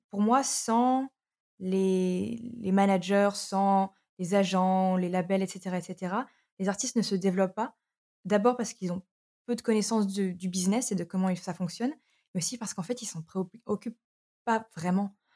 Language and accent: French; Arras, Hauts-de-France, France; moved away as an adult; also born or lived in Brighton; j'ai grandi à Arras